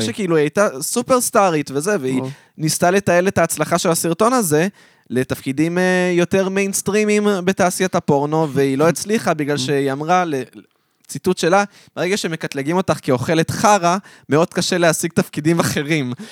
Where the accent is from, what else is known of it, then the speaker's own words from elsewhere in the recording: Modi'in Illit, Israel; למודיעין עילית, שם גדלתי